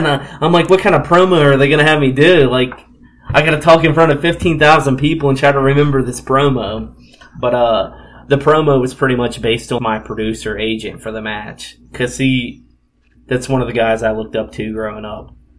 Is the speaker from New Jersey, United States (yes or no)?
no; Philadelphia, Pennsylvania, United States; Me being from Philadelphia and talking how good of Philadelphia was. Philadelphia is my hometown and everything.